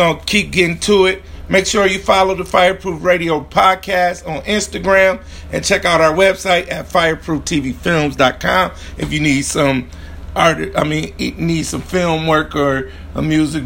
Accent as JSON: {"language": "English", "town": "Grand Rapids", "region": "Michigan", "country": "United States", "tie": "born or raised there", "said": "a champion boxer from Grand Rapids, Michigan, my hometown"}